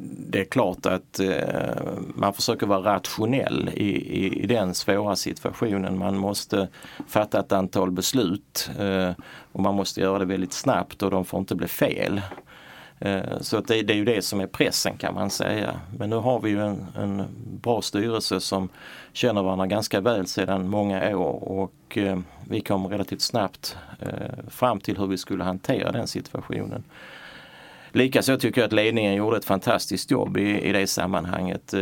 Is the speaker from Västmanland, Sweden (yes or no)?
no; Malmö, Skåne, Sweden; also born or lived in Röstånga / Hör; jag är född i Röstånga för 61 år sedan och eh, uppväxt i, i Hör och Malmö, gått i skola i Malmö